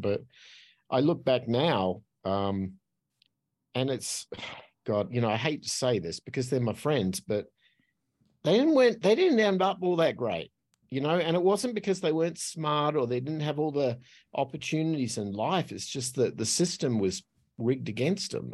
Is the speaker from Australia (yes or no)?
yes; Australia; accent: Australian; moved away as an adult; I'm Australian, so that's what the accent is. Uh, but I left there when I was twenty-five